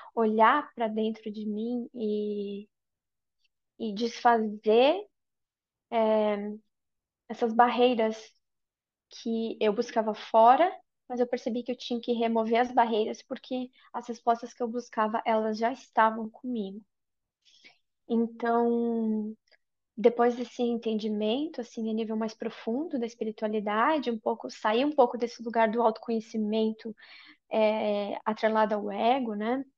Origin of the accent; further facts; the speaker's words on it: Brazil; moved away as an adult; also born or lived in Ireland; now in Sweden; eu saí do Brasil quando eu tinha 21 anos, sozinha, e me mudei para a Irlanda, onde eu morei por quatro anos